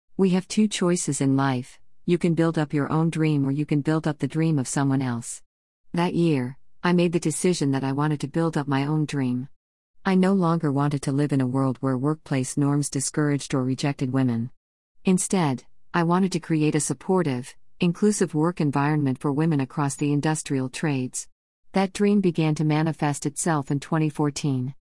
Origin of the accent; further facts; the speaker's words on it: Sudbury, Ontario, Canada; Growing up in Sudbury, Ontario, mining is all around you